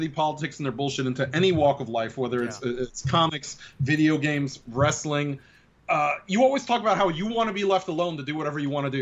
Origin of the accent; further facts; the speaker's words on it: New York City, New York, United States; growing up in the Bronx